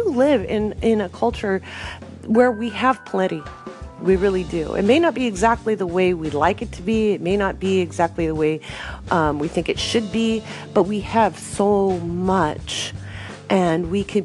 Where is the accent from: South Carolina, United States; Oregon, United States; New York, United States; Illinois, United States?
Oregon, United States; moved away as an adult; also born or lived in England / West Africa / Bahrain; I grew up in Oregon